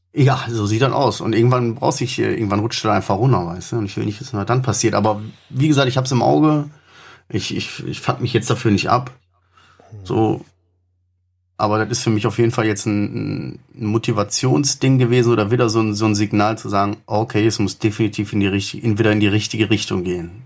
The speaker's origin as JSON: {"language": "German", "country": "Germany", "said": "Wir sind Deutsche"}